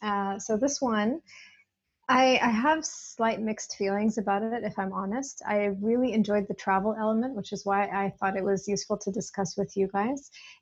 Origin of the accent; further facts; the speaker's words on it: United States; As an American, it's a place I haven't been able to visit easily in the past.